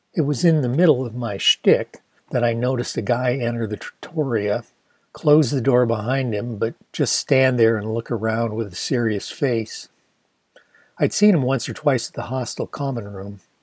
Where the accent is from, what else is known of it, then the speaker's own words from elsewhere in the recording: Ann Arbor, Michigan, United States; my hometown of Ann Arbor, Michigan